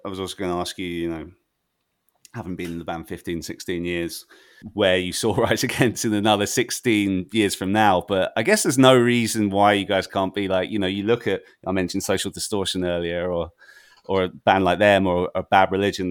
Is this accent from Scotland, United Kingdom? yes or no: no; Brighton, South East England, United Kingdom; moved away; I'm originally from Brighton myself